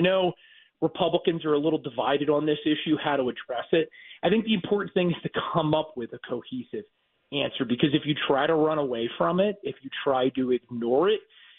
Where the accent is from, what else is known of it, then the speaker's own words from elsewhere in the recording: New Jersey, United States; my home state of New Jersey